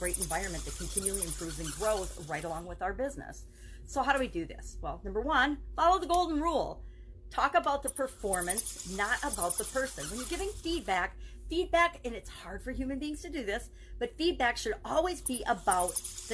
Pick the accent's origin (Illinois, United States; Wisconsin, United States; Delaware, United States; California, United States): Wisconsin, United States; I'm from Wisconsin, the Midwest, and we say you guys. I grew up for, 25 years saying you guys.